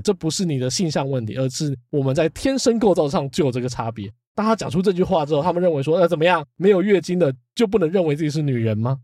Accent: Taiwan; 至少在我小时候，那时候可能还是会有人觉得说，“啊，不要讲台语，讲国语。

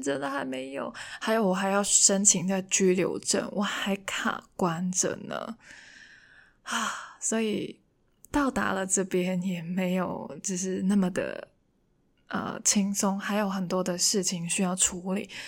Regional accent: Hong Kong; first language Cantonese; Chinese is a second language; moved away as an adult; now in Taiwan; 除了跟父母聊天以外呢，我觉得可能自言自语的时候也可以用一下广东话

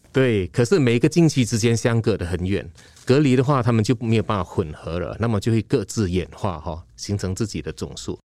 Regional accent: Malaysia; moved away; also born or lived in Taiwan; 我是马来西亚人

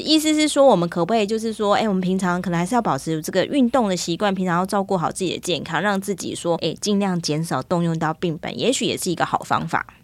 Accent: Taiwan; 我们台湾人

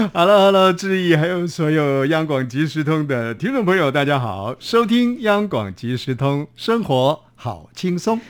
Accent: Taiwan; accent: Taiwanese Hokkien; 这个我们家乡话啊，其实有时候在运用语言的时候，我会跟家乡话连接在一块儿。我们的家乡话呢，讲茶茶叶呢叫做茶米

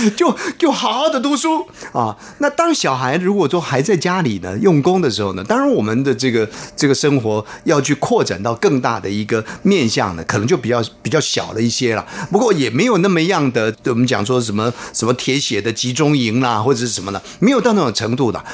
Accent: Taiwan; 这个是比较传统的，呃，闽南话，啊，台湾话

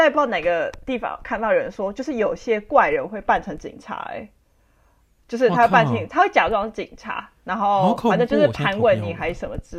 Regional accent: Taiwan; 我是台湾人

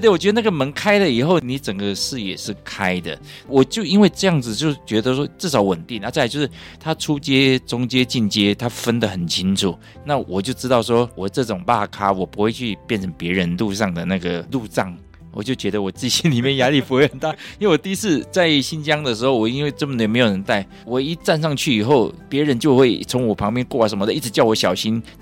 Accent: Taiwan; also born or lived in Michigan, United States; 在我们台湾长大的小孩

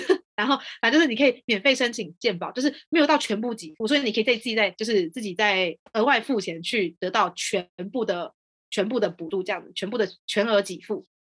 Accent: Taiwan; moved away as an adult; now in France; 像我们台湾人哦，我们下班之后跟同事出去吃饭，那我们吃饭都可能还在讨论工作的东西

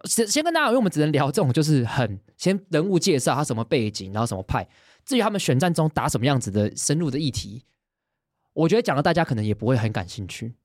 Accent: Taiwan; 我们身为一个台湾人

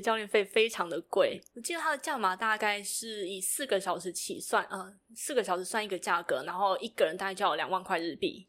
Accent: Tainan, Taiwan; moved away as an adult; also born or lived in northern Taiwan; 土生土长的台南人嘛，好，为了要念大学，然后就到北部来，上，呃，北部来念书

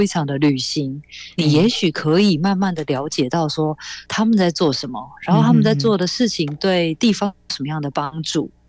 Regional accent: Zhushan, Nantou County, Taiwan; now in Taipei, Taiwan; 虽然我人在台北工作，但是我看到啊南投竹山淹水淹大水耶，我就会想到哈我的家乡现在的状况怎么样？

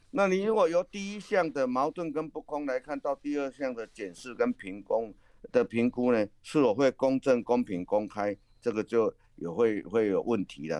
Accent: Taiwan; 用我们台湾话来讲

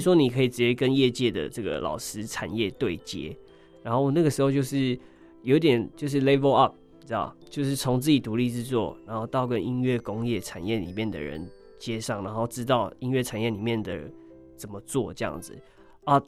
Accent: Hualien, Hualien County, Taiwan; 我是一名来自花莲的泰鲁格族

